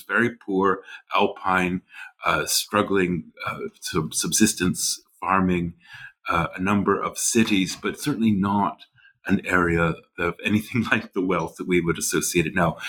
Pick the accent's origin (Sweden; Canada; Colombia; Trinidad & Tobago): Canada; western prairies of Canada, Canadian Prairies; moved away as an adult; also born or lived in Nova Scotia, Canada / St Andrews, Scotland / Germany / Switzerland; now in New Haven, United States; I grew up in Canada, uh, the western prairies of Canada